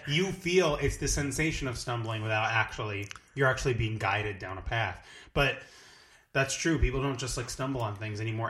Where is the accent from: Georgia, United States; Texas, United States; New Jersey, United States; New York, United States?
New Jersey, United States; I'm from, originally from New Jersey. I'm, like, from the shore area